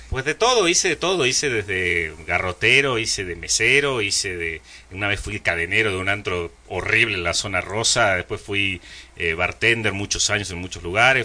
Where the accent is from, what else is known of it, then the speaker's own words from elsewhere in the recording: Mexico; also born or lived in Argentina; yo llegué de Argentina en el 82, tenía 10 años y ahora tengo, bueno, 45, llevo 35 años viviendo acá. Eh, crecí, hice toda mi escuela acá, todos mis amigos son mexicanos